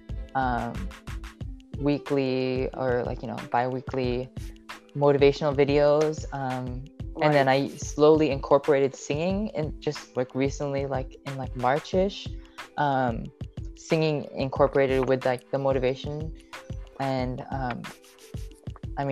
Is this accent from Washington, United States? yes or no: yes; Seattle, Washington, United States; I've grown up in Seattle, Washington, but my family, I'm Filipino and my family comes from the Philippines, but I was born in Seattle, Washington